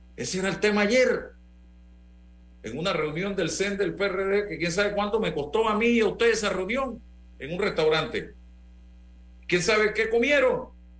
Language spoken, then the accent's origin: Spanish; Panama; como panameño